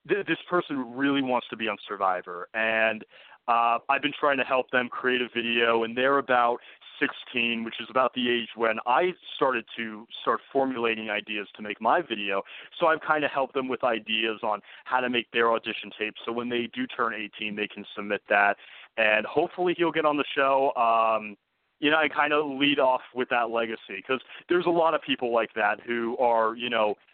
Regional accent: New Jersey, United States; born or raised there

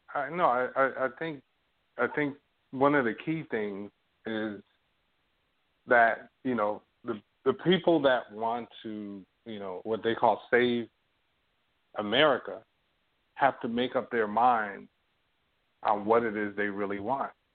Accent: United States; now in Toronto, Canada; I'm American

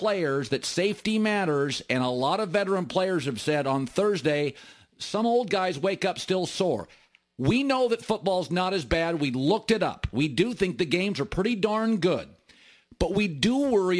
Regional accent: Washington, United States; I'm from Washington State

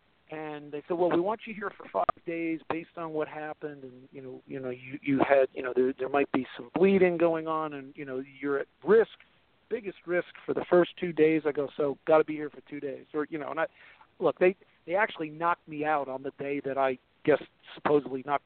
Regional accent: New York, United States; we're from New York

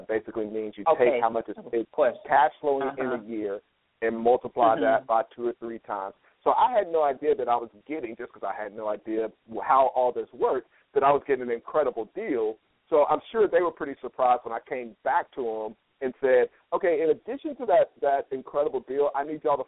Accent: Chattanooga, Tennessee, United States; moved away; also born or lived in New York; I grew up in Chattanooga, Tennessee, and went to school in New York

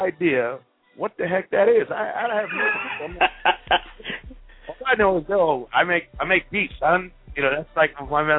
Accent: Amityville, New York, United States; also born or lived in Wyandanch, New York; now in South Florida, United States; I'm from Long Island. I'm from Amityville and Wyandanch, New York. I grew up, you know, watching. You know, crews and backyard parties

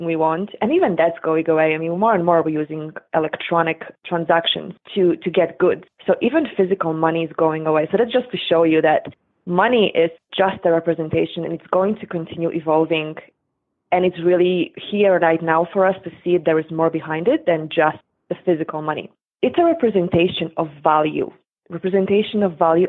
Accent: Poland; moved away; I grew up in Poland in late 70s, 80s, and early 90s

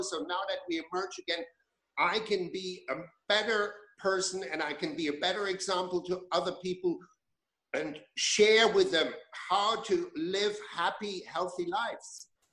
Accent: Germany; moved away as an adult; I grew up in Germany. I was born in Germany. I spent the first 20 years of my life there

